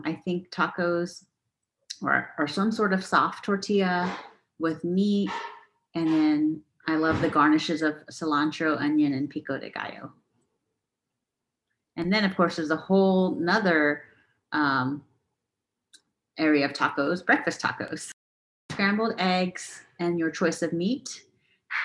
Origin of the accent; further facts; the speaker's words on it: Houston, Texas, United States; moved away as an adult; also born or lived in San Francisco; I actually grew up eating more authentic Mexican food because I grew up in Houston